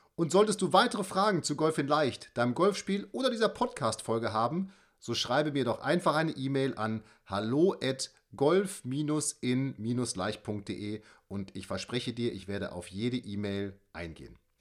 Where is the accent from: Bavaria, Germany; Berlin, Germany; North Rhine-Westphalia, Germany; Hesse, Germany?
North Rhine-Westphalia, Germany; Münster; ich komme ja aus Münster